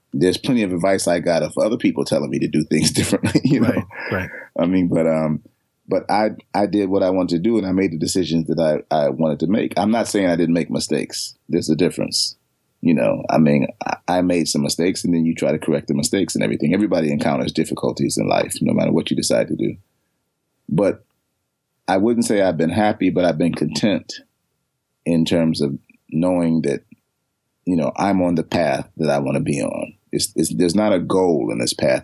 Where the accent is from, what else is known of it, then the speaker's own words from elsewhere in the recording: Chicago, Illinois, United States; moved away; I'm from Chicago